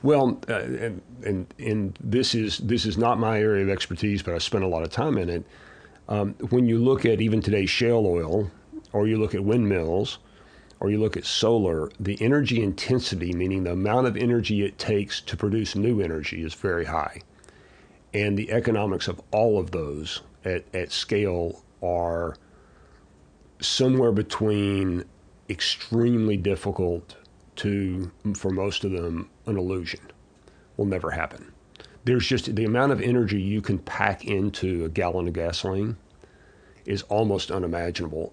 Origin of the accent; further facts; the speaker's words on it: Abilene, Texas, United States; I was, uh, born and raised in Abilene, Texas, so small town